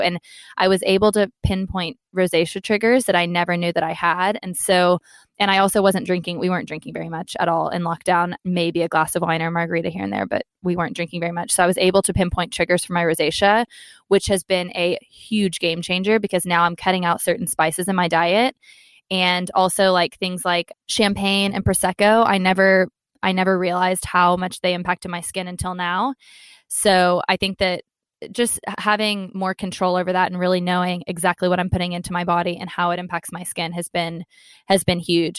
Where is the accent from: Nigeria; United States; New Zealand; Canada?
United States; Texas; moved away as an adult; also born or lived in London; I am American, so my kind of family support system is in Texas.